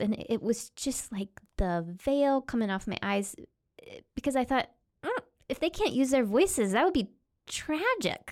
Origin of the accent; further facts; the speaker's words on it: Oklahoma, United States; I grew up in Oklahoma in a really conservative, evangelical Christianity, Southern Baptist roots